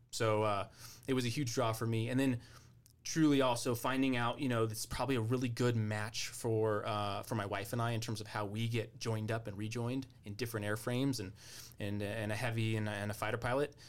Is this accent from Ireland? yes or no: no; Albuquerque, New Mexico, United States; now in Colorado, United States; I'm from Albuquerque